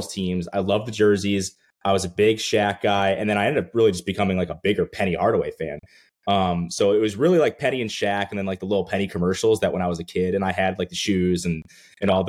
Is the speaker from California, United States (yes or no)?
no; Connecticut, United States; So I grew up in Connecticut. I still live in Connecticut